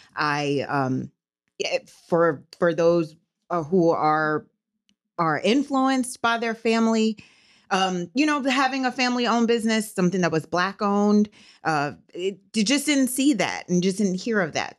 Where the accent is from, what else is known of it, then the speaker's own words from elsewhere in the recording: New Orleans, Louisiana, United States; moved away as an adult; now in Fort Worth, United States; I'm from New Orleans. I'm born and raised in New Orleans, but I have Texas roots